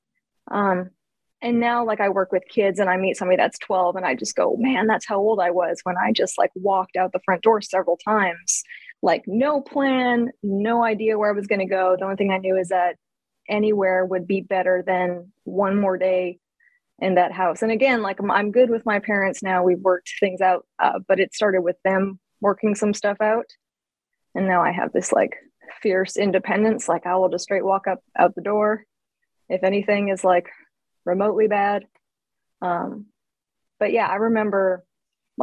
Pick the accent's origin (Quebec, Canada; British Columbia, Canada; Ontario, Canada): British Columbia, Canada; Surrey; I was born in British Columbia in Canada. In Surrey.